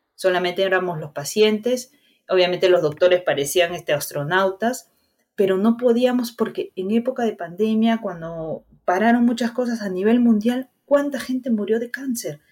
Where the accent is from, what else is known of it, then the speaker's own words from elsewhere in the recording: Huarmey, Ancash, Peru; moved away; yo soy de Guarmey, Ancash